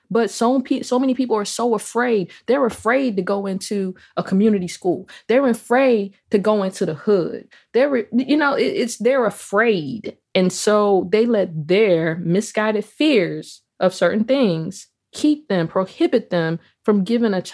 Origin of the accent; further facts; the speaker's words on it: Jamaica; yeah, I'm Jamaican.